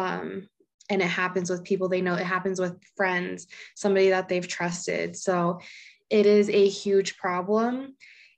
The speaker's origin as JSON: {"language": "English", "town": "Laramie", "region": "Wyoming", "country": "United States", "said": "I'm from Laramie, Wyoming. So been here for quite a while."}